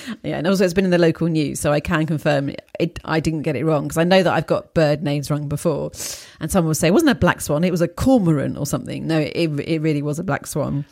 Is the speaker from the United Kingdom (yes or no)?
yes; England, United Kingdom; also born or lived in Poland; being an English person living there